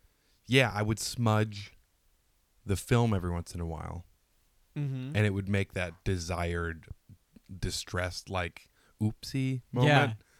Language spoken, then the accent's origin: English; Detroit, Michigan, United States; moved away as an adult; also born or lived in Worcester, Massachusetts; now in Los Angeles, United States; I'm from Detroit.